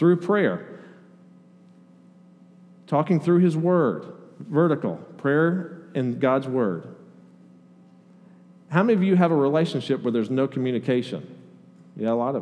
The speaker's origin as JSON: {"language": "English", "town": "Oceanside", "region": "California", "country": "United States", "tie": "born or raised there", "moved": "yes", "said": "I was born in San Diego County, just north of San Diego, a little town called Oceanside, right on the beach"}